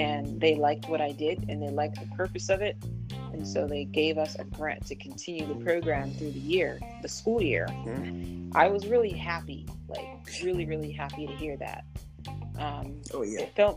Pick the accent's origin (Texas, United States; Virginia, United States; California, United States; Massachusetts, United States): Massachusetts, United States; I grew up in Massachusetts.